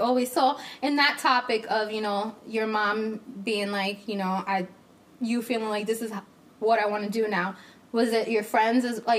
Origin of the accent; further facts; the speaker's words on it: Rochester, New York, United States; Like, I grew up here in Rochester, so I have a lot of Mexican friends.